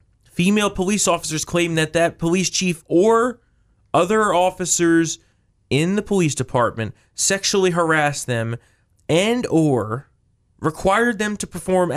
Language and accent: English; New Jersey, United States; now in Virginia, United States; which is sad because I moved here from New Jersey to come to some actual freedom, and I didn't bring my home state's politics with me